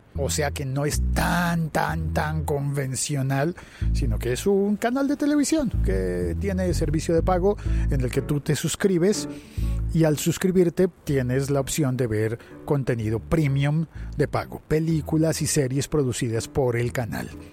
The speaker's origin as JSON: {"language": "Spanish", "town": "Bogotá", "region": "Bogotá Capital District", "country": "Colombia", "said": "paradero, le decimos en Bogotá"}